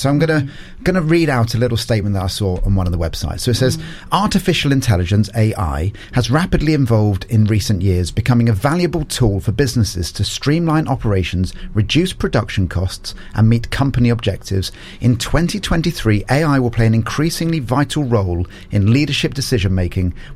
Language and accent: English; Portsmouth, South East England, United Kingdom; I'm from Portsmouth originally